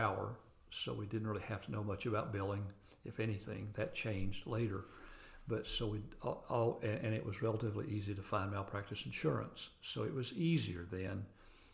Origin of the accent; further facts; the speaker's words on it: near McMinn County Airport, Tennessee, United States; I grew up very near the McMinn County Airport